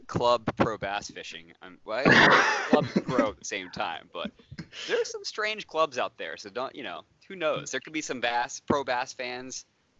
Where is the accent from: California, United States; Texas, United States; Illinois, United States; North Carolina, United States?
North Carolina, United States; Raleigh; Yeah, so I grew up in Raleigh, North Carolina, right down the road.